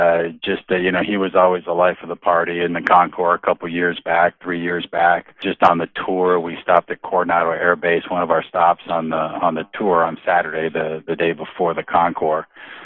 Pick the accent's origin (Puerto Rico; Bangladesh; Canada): Puerto Rico; San Juan; also born or lived in New Hampshire; now in San Diego, United States; I was born and raised in San Juan, Puerto Rico, and moved to New Hampshire with my family in 1979. Graduated from the University of New Hampshire in 89 and jumped in my car, my Jeep, and drove to Southern California. I've been living here in San Diego ever since.